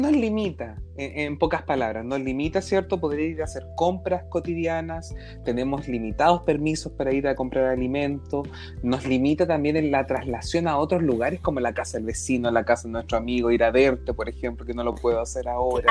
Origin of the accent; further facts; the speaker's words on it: Concepción, Biobío, Chile; nosotros somos de Concepción ah. eh, y alrededores